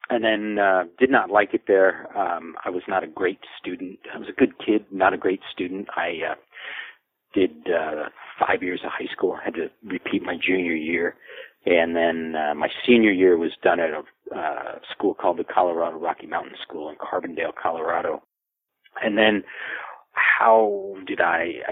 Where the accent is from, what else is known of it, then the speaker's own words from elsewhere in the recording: El Salvador; born there; also born or lived in Latin America; I've spent a large part of my life overseas in Latin America. Um, I, uh, I was born in El Salvador, actually a month premature in my parents' bedroom.